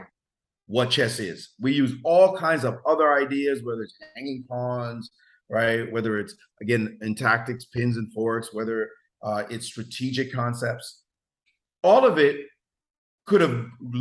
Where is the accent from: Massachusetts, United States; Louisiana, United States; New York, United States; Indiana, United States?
New York, United States; New York City; also born or lived in Jamaica; We grew up in Brownsville together